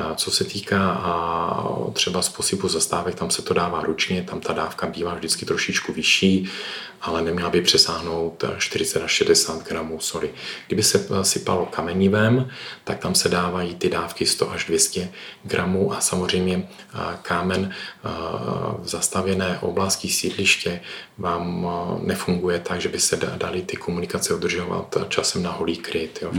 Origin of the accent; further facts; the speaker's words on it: Ostrava, Moravian-Silesian Region, Czechia; jsem z Ostravy